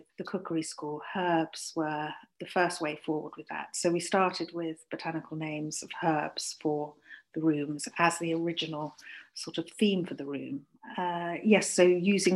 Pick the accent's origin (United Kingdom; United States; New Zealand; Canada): United Kingdom; Leicestershire, East Midlands; also born or lived in London; now in Cotswolds, United Kingdom; I grew up in Leicestershire